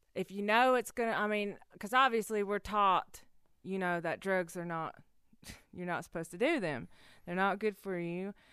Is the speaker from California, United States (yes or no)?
no; Cherokee, North Carolina, United States; I was the kid that was running around on the loop in Big Cove barefoot